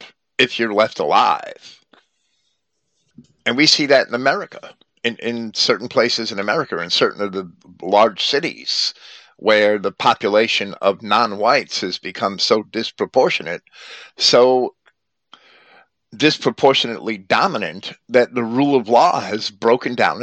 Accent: Jersey City, New Jersey, United States; when I was a child growing up in Jersey City, we had no-go areas

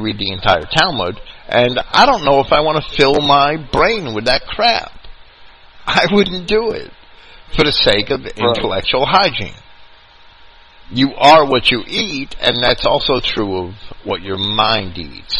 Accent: New York, United States; accent: New York

